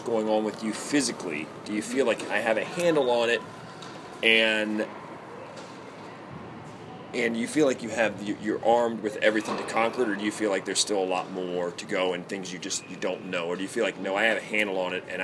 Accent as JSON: {"language": "English", "town": "Baltimore", "region": "Maryland", "country": "United States", "tie": "born or raised there", "moved": "yes", "said": "I was from Baltimore, and in inner city Baltimore, like, no one's dad is around"}